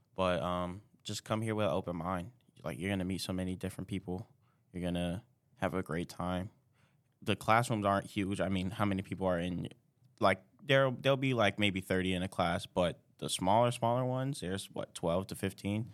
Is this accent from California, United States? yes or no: no; New York City, New York, United States; moved away as an adult; now in Plattsburgh, United States; I'm from New York City, Brooklyn, New York